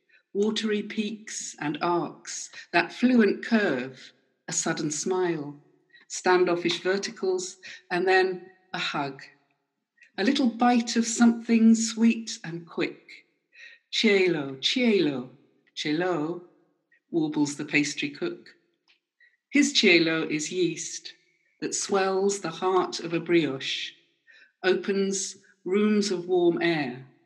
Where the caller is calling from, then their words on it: London, United Kingdom; I'm reading from the East End of London, wishing I were back in Italy, but locked down here.